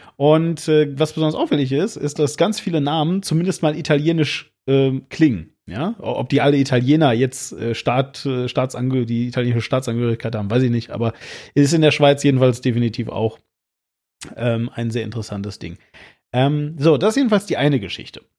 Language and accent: German; Hagen, North Rhine-Westphalia, Germany; moved away as an adult; also born or lived in Düsseldorf; now in Switzerland; in meiner Heimat, wo ich herkomme, aus, aus Hagen